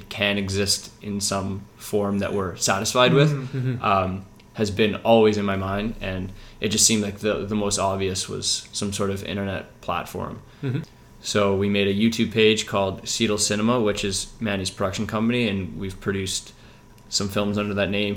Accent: Vancouver, British Columbia, Canada; I'm a filmmaker from Vancouver, based in Kitsilano right now

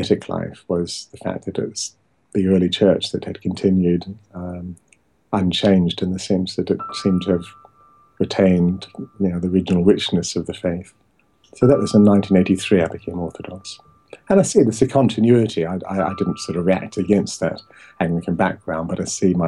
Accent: New Zealand; moved away as an adult; now in England; I was raised in New Zealand, but born in England.

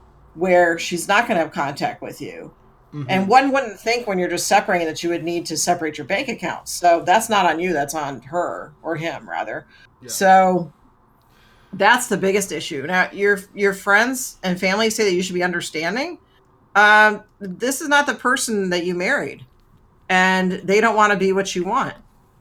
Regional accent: Georgia, United States; So, nerds, for context, I grew up outside Atlanta. Now, maybe a more progressive area, but back when I was growing up, it wasn't.

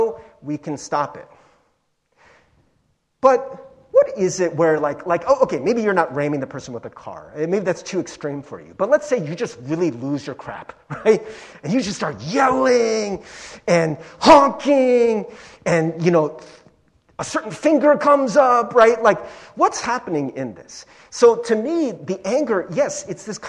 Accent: Cincinnati, Ohio, United States; growing up in Cincinnati, I was like one of the few Asian kids in Cincinnati

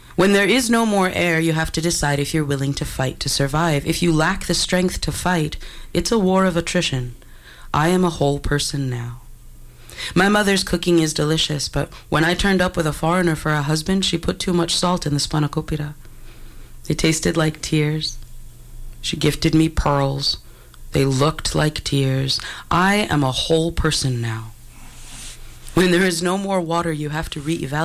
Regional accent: New York City, New York, United States; moved away as an adult; now in Vancouver, Canada; I'm from Brooklyn

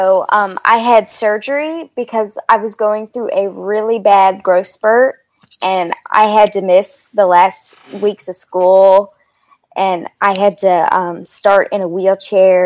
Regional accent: Fairhope, Alabama, United States; I am from Fairup, Alabama

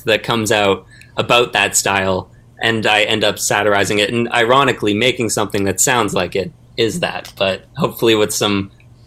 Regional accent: Vancouver, British Columbia, Canada; now in Los Angeles, United States; I'm from Vancouver, Canada, currently in Los Angeles

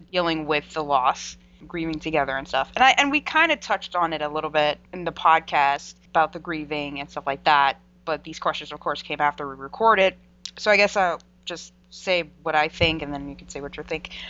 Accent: United States; We're American.

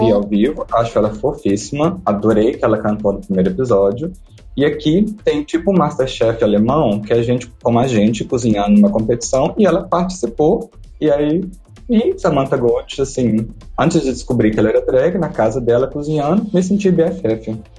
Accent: Coronel Fabriciano, Minas Gerais, Brazil; moved away as an adult; also born or lived in Belo Horizonte; now in Berlin, Germany; sou de Coronel Fabriciano, Minas Gerais

